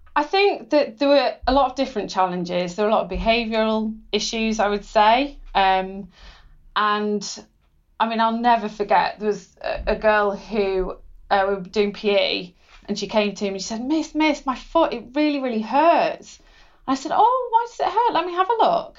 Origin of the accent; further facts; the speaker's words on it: Cheshire, North West England, United Kingdom; growing up in Cheshire